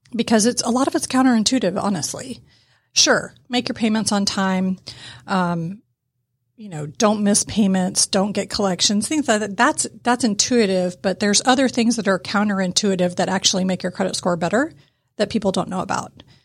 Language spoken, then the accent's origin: English; Atlanta, Georgia, United States; I grew up in East Cobb